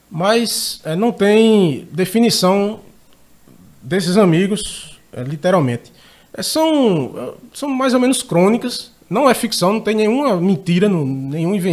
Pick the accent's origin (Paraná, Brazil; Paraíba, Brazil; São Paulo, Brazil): Paraíba, Brazil; Rio Tinto; Sou de Rio Tinto